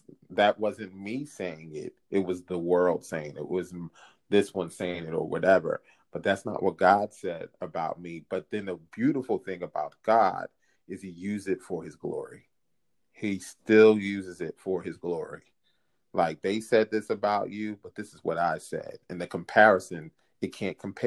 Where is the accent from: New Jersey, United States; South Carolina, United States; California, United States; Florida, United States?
New Jersey, United States; also born or lived in Philadelphia, Pennsylvania; when I was 8 years old, we moved over to New Jersey from Philadelphia